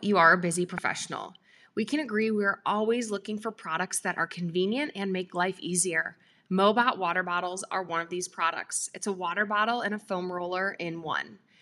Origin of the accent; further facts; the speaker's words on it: Chicago, Illinois, United States; now in Nevada, United States; I'm from Chicago, live in Nevada now